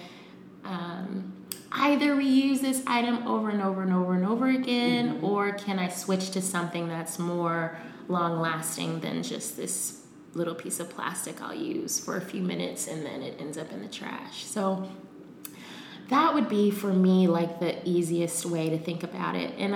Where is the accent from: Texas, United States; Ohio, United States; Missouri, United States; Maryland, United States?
Ohio, United States; Cincinnati; moved away as an adult; also born or lived in New York / Amsterdam; I'm from Cincinnati. I was born and raised in Cincinnati.